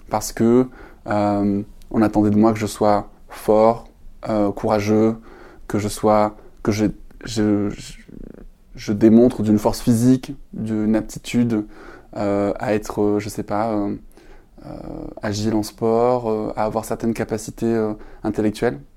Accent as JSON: {"language": "French", "town": "Perpignan", "region": "Occitania", "country": "France", "tie": "born there", "said": "je suis né à Perpignan, dans le sud de la France. J'ai, si on m'entend parler sans accent, c'est normal, je crois que je l'ai perdu en route."}